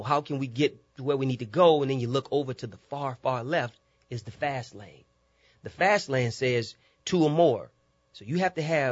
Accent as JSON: {"language": "English", "town": "New Orleans", "region": "Louisiana", "country": "United States", "tie": "born or raised there", "said": "Growing up in New Orleans was rich"}